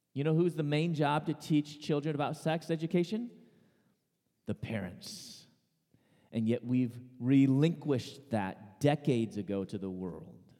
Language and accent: English; Chicago, Illinois, United States; I was born and raised in Chicago